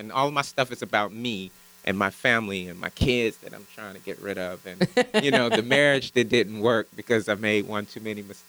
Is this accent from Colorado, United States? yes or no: no; Bakersfield, California, United States; I'm from Bakersfield, California, a little small country town.